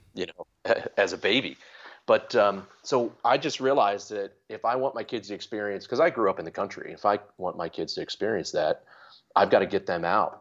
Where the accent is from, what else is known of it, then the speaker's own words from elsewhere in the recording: Maryland, United States; moved away as an adult; also born or lived in New England; I grew up in Maryland